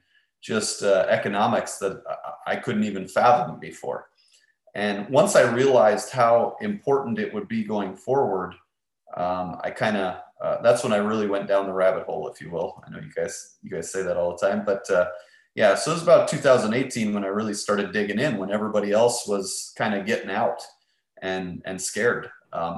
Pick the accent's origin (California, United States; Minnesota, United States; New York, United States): Minnesota, United States; moved away; I was born and raised in Minnesota, which is far north of Texas